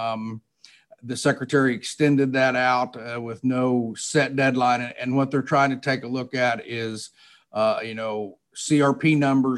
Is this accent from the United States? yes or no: yes; Sullivan County, Missouri, United States; I'm originally from Sullivan County, Missouri. Grew up there on a traditional corn and soybean farm and a cattle operation.